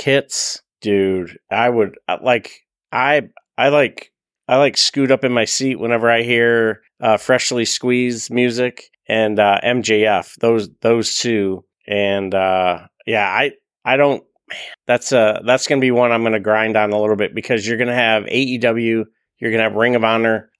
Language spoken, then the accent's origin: English; Buffalo, New York, United States; I'm from Buffalo